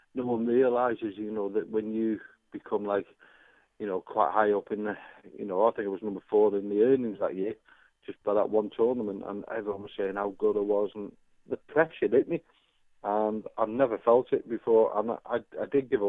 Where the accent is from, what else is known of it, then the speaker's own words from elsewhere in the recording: Runcorn, North West England, United Kingdom; I was from Runcorn